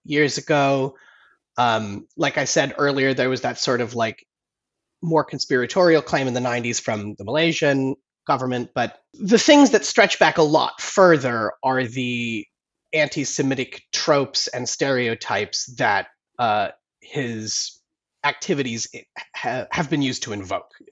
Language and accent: English; United States; now in London, United Kingdom; I'm an American journalist living in London.